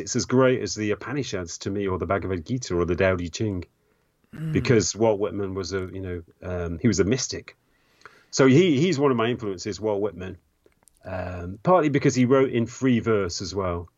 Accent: England, United Kingdom; I grew up in England in the 1980s

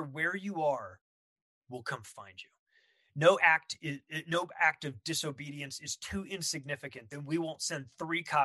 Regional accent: Palm Springs, California, United States; moved away; also born or lived in Los Angeles, California; I grew up in Palm Springs, which is the desert where people go to retire

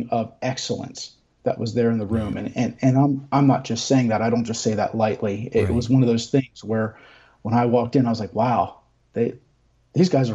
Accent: United States; moved away as an adult; now in Blackshear, United States; I actually grew up in the New Jersey, Delaware district

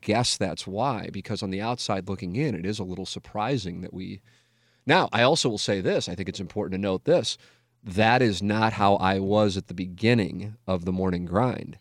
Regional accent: St. Louis, Missouri, United States; my hometown

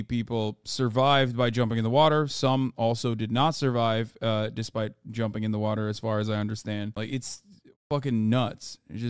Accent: Maui, Hawaii, United States; I was born and raised on Maui. The news has been absolutely devastating. The fires have wiped out an entire historic town that I have spent a lot of my life in.

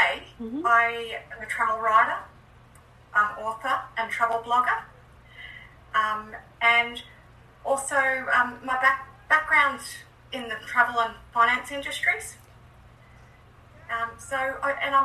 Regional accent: Australia; as an Australian

